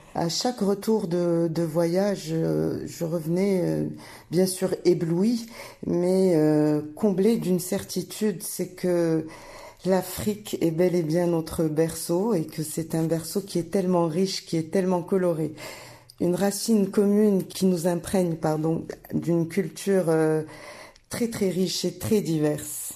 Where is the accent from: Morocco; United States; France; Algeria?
Morocco; En tant que marocaine